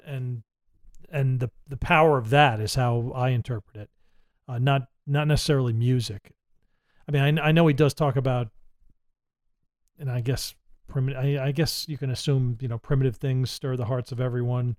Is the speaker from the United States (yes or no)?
yes; Middletown, New Jersey, United States; moved away; I'm from Middletown, New Jersey